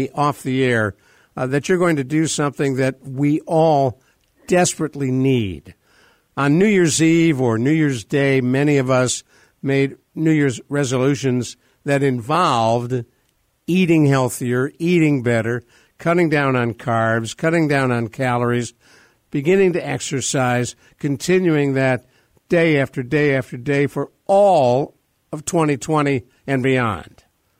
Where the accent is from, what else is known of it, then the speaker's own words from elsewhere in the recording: Cleveland, Ohio, United States; my hometown at Case Western Reserve University